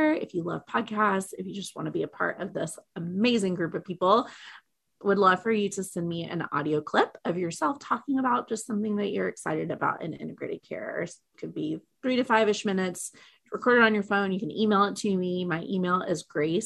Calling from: Oklahoma City, Oklahoma, United States; I am calling today from Oklahoma City, Oklahoma

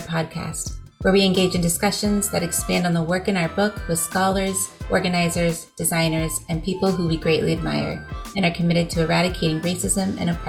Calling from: Boston, Massachusetts, United States; So I'm recording today from Boston, Massachusetts, on the traditional, ancestral, and contemporary lands of the Wampanoag, Massachusetts, and Poconoket

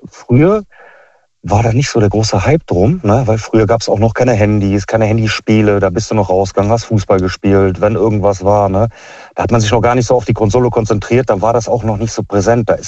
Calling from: Meckenheim, North Rhine-Westphalia, Germany; Ich komme aus Meckenheim.

